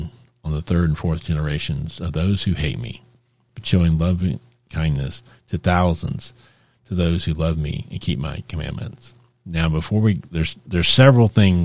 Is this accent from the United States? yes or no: yes; Texas, United States; I grew up in Texas